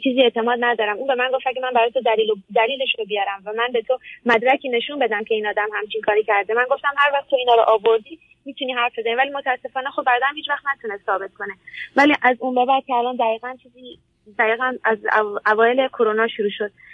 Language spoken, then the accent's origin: Persian; Iran; also born or lived in Afghanistan (ancestry); now in Canada; من اصالتا پدر مادرم که مال کشور افغانستان ولی خودم متولد ایرانم